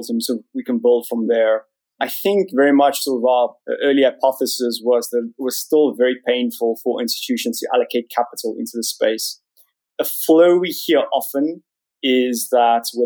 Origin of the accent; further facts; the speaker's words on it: South Africa; moved away as an adult; now in London, United Kingdom; You can probably tell from my funny accent, I grew up in South Africa